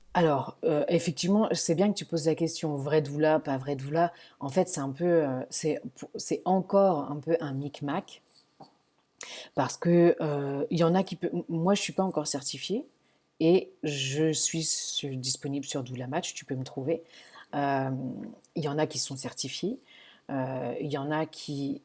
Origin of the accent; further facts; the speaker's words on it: Paris, Île-de-France, France; moved away as an adult; now in San Francisco, United States; Je suis née, j'ai grandi à Paris, j'ai travaillé à Paris